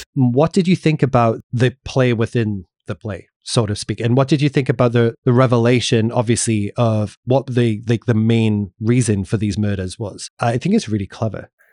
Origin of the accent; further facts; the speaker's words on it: England, United Kingdom; growing up in England